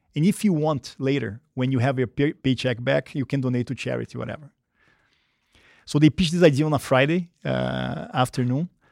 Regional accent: Rio de Janeiro, Brazil; English is a second language; moved away as an adult; I grew up, um, uh, in Brazil, in Rio, when it was a very different country

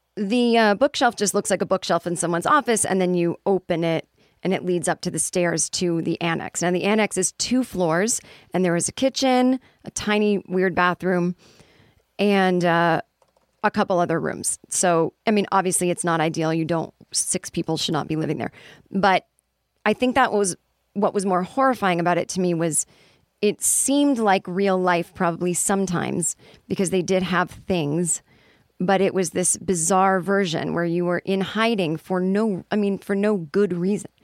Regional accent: United States; also born or lived in Los Angeles

